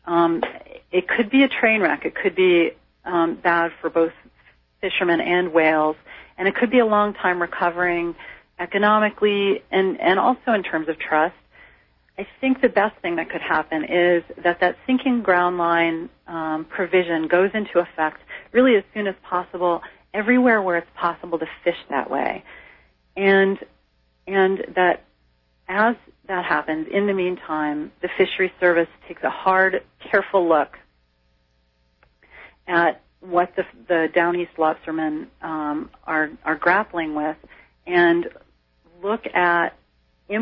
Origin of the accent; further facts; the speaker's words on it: Cape Cod, Massachusetts, United States; moved away as an adult; now in Down East Maine, United States; I grew up on Cape Cod